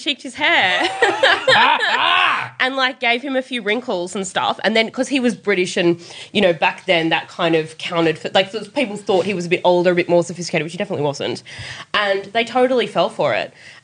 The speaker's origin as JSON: {"language": "English", "town": "Sydney", "region": "New South Wales", "country": "Australia", "tie": "born or raised there", "said": "I grew up in the Inner West in Annandale"}